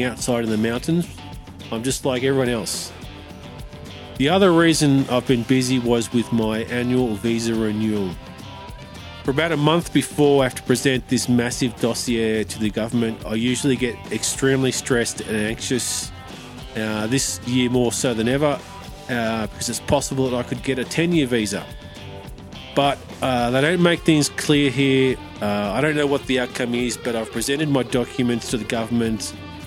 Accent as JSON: {"language": "English", "country": "Australia", "also_born_or_lived": "mountains of France", "moved": "as an adult", "lives_now": "France", "said": "I'm an Aussie"}